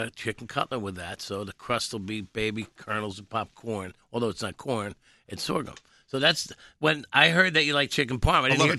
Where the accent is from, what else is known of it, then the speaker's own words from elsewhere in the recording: Hazlet, New Jersey, United States; I grew up in Hazlitt.